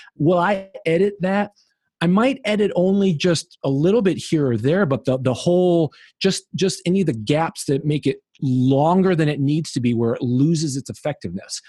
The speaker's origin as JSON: {"language": "English", "region": "Illinois", "country": "United States", "moved": "yes", "said": "in Illinois, where I'm originally from"}